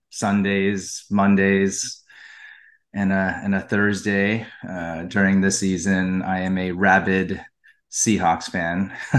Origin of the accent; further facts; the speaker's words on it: Seattle-Tacoma area, Washington, United States; now in Washington, DC, United States; I grew up in the Seattle-Tacoma area